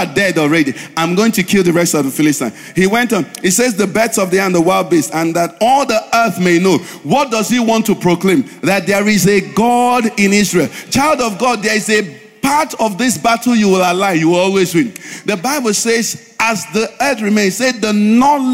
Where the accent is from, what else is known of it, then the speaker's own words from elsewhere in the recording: Nigeria; we are planted in Nigeria in this season